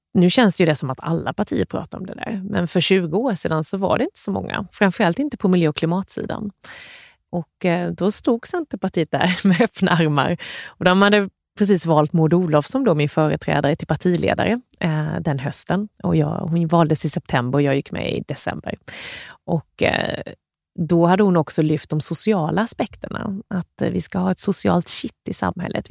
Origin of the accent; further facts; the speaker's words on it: Värnamo, Jönköping County, Sweden; Jag är uppvuxen i Gnosjöregionen med väldigt mycket småföretag runt omkring